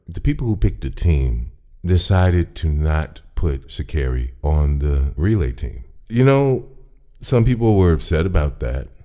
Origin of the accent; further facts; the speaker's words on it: Chicago, Illinois, United States; I'm born and raised in Chicago.